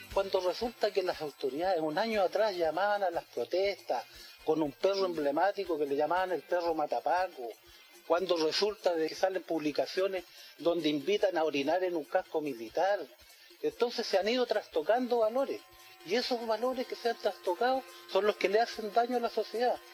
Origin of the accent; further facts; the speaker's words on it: Chile; somos los chilenos